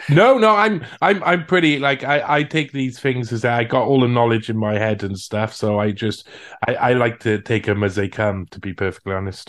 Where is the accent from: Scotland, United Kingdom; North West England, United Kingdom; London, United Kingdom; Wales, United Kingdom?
Wales, United Kingdom; Cardiff; first language English; moved away as an adult; also born or lived in France; now in Chile; I, I come from Cardiff. I come from the capital of Wales